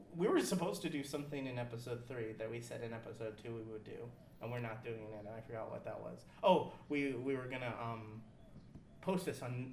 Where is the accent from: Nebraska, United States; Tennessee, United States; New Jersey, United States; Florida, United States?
Florida, United States; Tampa; I'm from Tampa Bay area